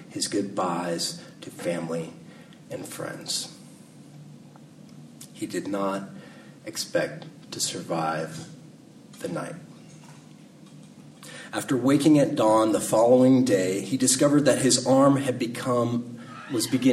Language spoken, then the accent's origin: English; California, United States; I'm a Californian